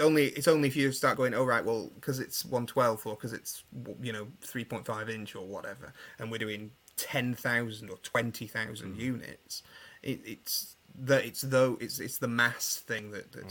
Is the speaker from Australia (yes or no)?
no; England, United Kingdom; I'm obviously English